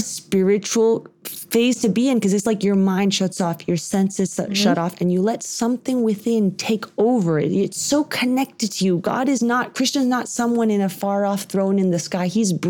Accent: Texas, United States; growing up in Texas

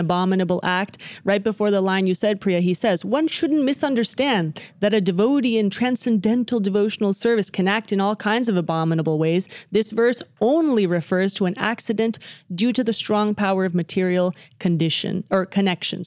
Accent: Dallas, Texas, United States; growing up in the Dallas community

